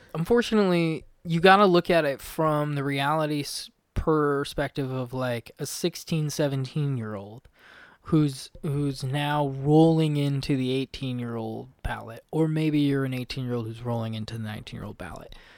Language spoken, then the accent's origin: English; Olympic Peninsula, Washington, United States; I'm somebody from the Olympic Peninsula